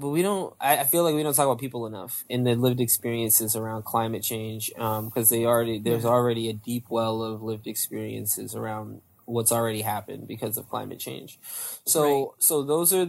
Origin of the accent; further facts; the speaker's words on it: Northern Virginia, United States; I was raised in Northern Virginia